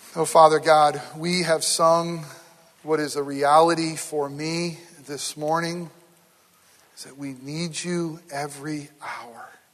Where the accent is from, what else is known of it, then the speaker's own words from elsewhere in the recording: near Herkimer, upstate New York, United States; moved away; very close to my hometown this week uh, in Herkimer, New York.